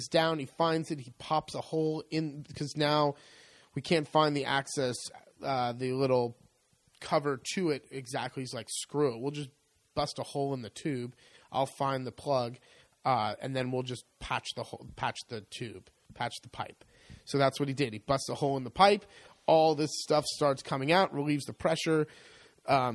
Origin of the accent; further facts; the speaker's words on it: United States; moved away as an adult; now in Italy; being American